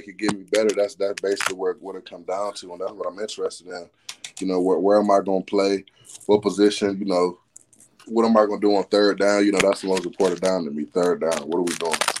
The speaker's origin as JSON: {"language": "English", "region": "Alabama", "country": "United States", "moved": "yes", "lives_now": "Gainesville, United States", "said": "I'm from Bama."}